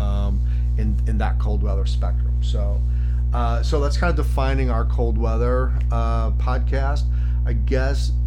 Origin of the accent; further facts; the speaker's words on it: Chicago, Illinois, United States; also born or lived in Southeast United States; now in Southeast, United States; So we live in the Southeast, so winter comes a little bit later for us, but we grew up in Chicago.